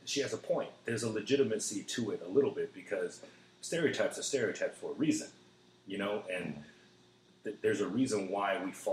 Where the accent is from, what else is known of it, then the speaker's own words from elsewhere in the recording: North Carolina, United States; now in Austin, United States; I was born in North Carolina, so I'm an American through and through.